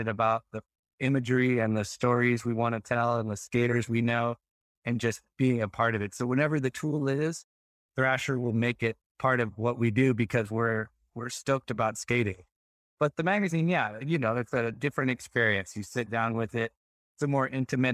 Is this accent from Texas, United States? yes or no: yes; Texas, United States; I grew up in Texas